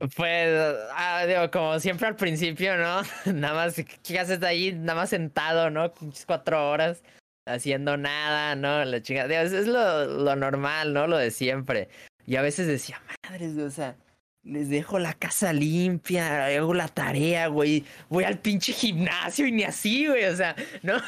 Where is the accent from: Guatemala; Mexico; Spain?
Mexico; Guadalajara, Jalisco; soy de México, eh, Guadalajara, Guadalajara, Jalisco, México